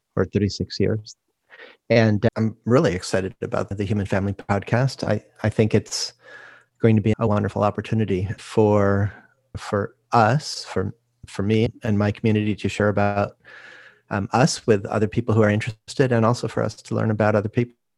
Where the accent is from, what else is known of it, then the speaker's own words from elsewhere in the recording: Rochester, New York, United States; moved away as an adult; also born or lived in California; now in Santa Barbara, United States; I grew up in Rochester, New York